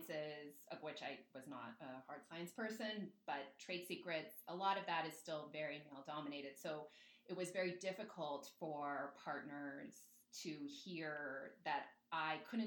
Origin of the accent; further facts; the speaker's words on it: California, United States; I grew up in California and went to Tokyo a lot of summers